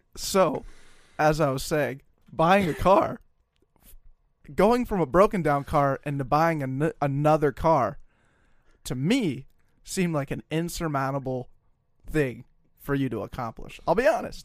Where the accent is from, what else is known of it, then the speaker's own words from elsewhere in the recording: Colorado, United States; moved away as an adult; now in Minnesota, United States; I'm from Colorado